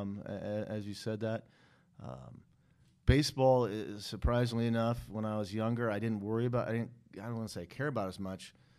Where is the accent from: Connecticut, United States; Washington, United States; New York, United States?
Washington, United States; Seattle; I grew up in North Seattle